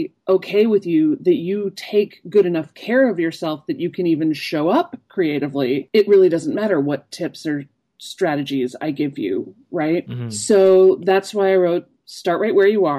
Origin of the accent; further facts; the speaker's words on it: Chicago, Illinois, United States; I grew up in Chicago